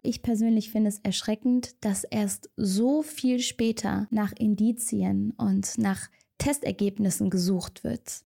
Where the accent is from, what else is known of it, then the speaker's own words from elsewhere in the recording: Germany; accent: German; mit meinem deutschen Akzent